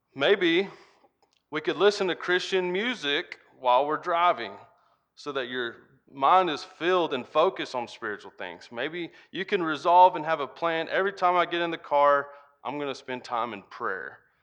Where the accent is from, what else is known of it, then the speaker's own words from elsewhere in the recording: United States; accent: Hick; when I came back to the farm and started spending more time with my family, my Hick accent kinda got a lot bigger.